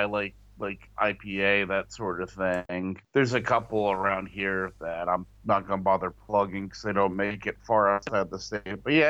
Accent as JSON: {"language": "English", "country": "United States", "said": "us in America, we only care about ourselves"}